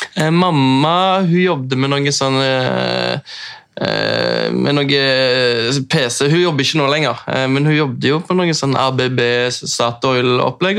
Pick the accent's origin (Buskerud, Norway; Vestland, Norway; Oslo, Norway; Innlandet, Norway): Oslo, Norway; accent: østlands; moved away; jeg har jo snakket østlands, for jeg er oppvokst på, i Oslo.